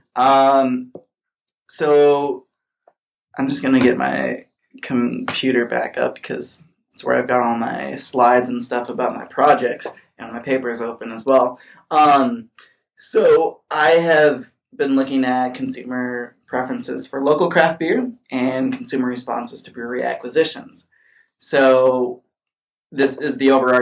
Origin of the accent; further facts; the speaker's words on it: Minnesota, United States; now in California, United States; I'm from Minnesota